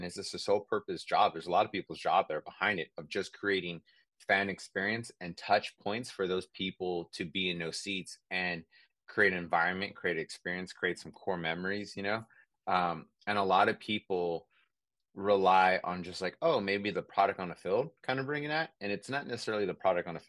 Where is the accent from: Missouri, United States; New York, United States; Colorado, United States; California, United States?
California, United States; San Francisco; I'm from San Francisco, Bay Area